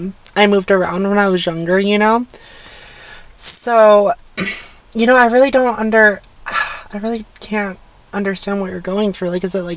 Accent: Highlands Ranch, Colorado, United States; also born or lived in Durango, Colorado / Fort Collins, Colorado; I was born in Durango, I moved from there. I lived in Fort Collins for a little bit, then I moved to Highlands Ranch, and I lived in how many houses in Highlands Ranch? I was in Highlands Ranch for 11 years almost.

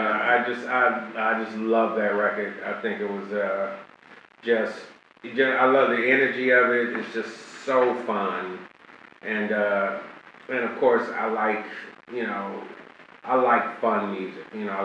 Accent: Chicago, Illinois, United States; moved away; I'm originally from Chicago

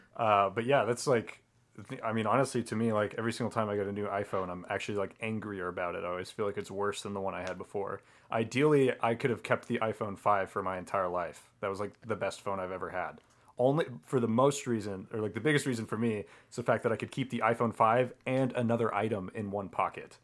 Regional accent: Colorado, United States; I grew up in Colorado

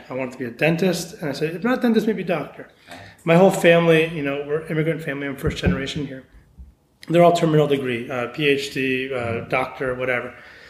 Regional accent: Beaverton, Oregon, United States; also born or lived in Santa Cruz, California; So all right, my background, so I grew up in Beaverton

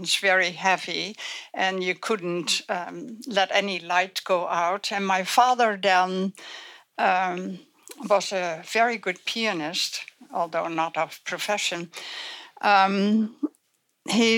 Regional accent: Netherlands; I was born in Holland before the war, the Second World War

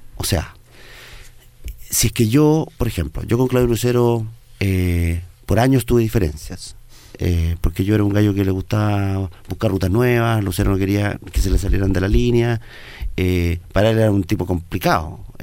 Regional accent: Chile; soy el primer chileno en la cumbre

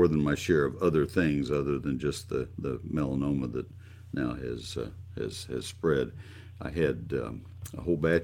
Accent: College Station, Texas, United States; I grew up in College Station, and the post oaks give total shade there

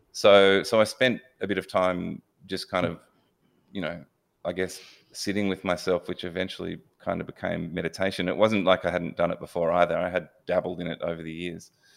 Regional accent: Melbourne, Victoria, Australia; Yeah, I was born in Melbourne and pretty stock standard um, suburban Melbourne boy.

